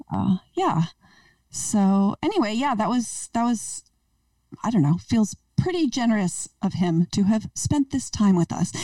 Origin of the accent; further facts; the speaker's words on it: East Coast, United States; now in Portland, United States; I grew up in the East Coast